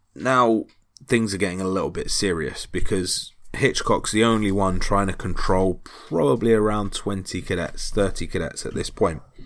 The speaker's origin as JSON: {"language": "English", "country": "United Kingdom"}